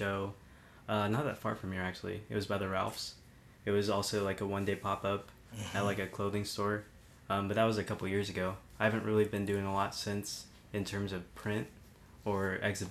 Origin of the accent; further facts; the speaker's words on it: Long Beach, California, United States; I'm a photographer from Long Beach. I'm living in downtown right now.